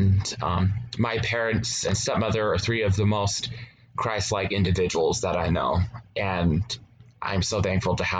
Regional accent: Utah, United States; also born or lived in Lehi, Utah; I'm from Utah. I primarily reside in Lehi

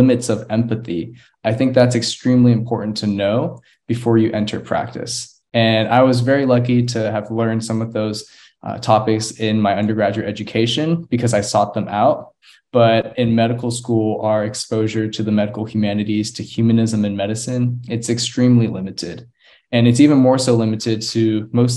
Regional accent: Austin, Texas, United States; also born or lived in Houston; now in Galveston, United States; back home to Austin to stay at my childhood home

